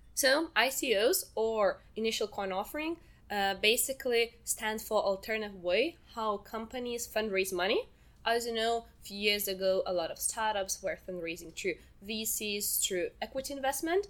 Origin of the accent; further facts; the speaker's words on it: Lithuania; So I'm from Lithuania